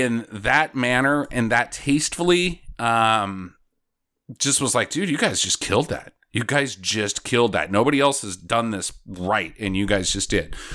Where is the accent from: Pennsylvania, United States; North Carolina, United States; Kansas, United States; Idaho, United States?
Idaho, United States; moved away; Idaho's a big farming area. I now live in an even bigger farming area.